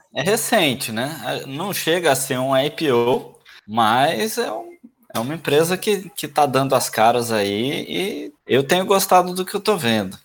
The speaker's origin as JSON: {"language": "Portuguese", "region": "interior of Minas Gerais", "country": "Brazil", "moved": "yes", "lives_now": "Santos, Brazil", "said": "A gente é do interior de Minas. Hoje em dia eu moro numa cidade que não tem espaço"}